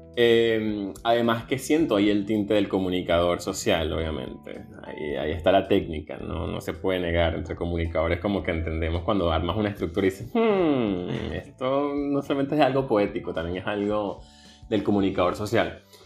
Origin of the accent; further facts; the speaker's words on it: Venezuela; moved away as an adult; soy venezolano